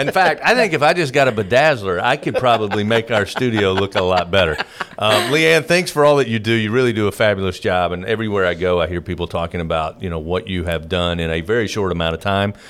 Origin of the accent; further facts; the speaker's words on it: Eastern Kentucky, United States; now in Louisiana, United States; I grew up in Eastern Kentucky